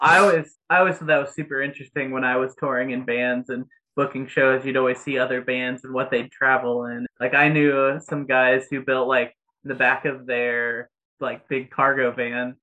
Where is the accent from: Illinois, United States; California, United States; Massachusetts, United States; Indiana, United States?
Indiana, United States; I'm from Indiana